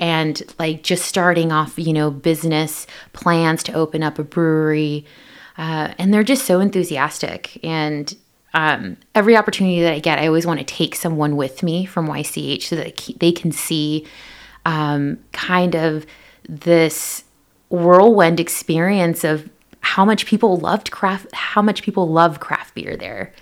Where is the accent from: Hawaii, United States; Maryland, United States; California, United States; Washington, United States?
Washington, United States; Pasco; I'm originally from Pasco, Washington